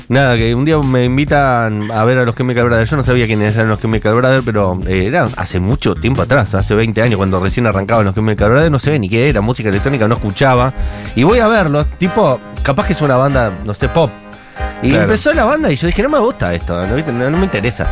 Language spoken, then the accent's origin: Spanish; Argentina; soy argentino